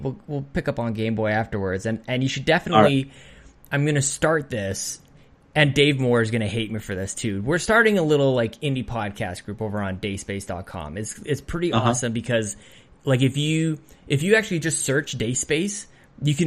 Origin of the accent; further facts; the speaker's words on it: Canada; as a Canadian